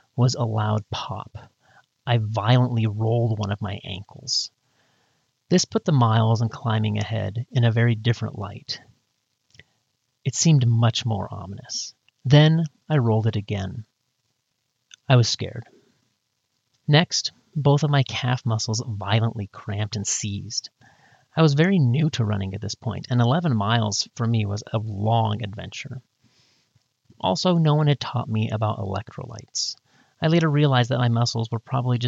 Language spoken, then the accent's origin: English; Northwest Washington, United States; now in Utah, United States; I'm from Northwest Washington, and my wife is from Desert, Arizona, and we often joke how our hometowns really couldn't have been more different